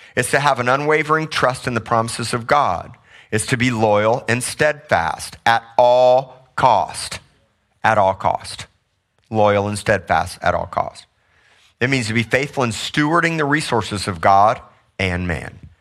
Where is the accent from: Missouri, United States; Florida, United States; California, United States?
Missouri, United States; moved away; I grew up in Missouri, so did my wife